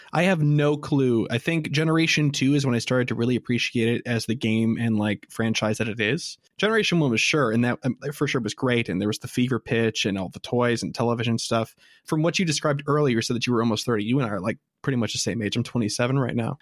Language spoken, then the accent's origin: English; Midwest, United States; we're from the Midwest and in the States